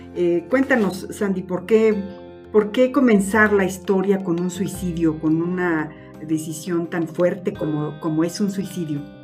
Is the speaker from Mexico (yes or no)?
yes; Mexico; como mexicanos